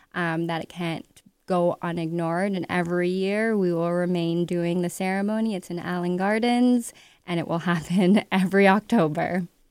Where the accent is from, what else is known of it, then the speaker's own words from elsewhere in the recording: Ottawa, Ontario, Canada; moved away as an adult; now in Toronto, Canada; I was born in Toronto, but raised in Ottawa. Moved here at nineteen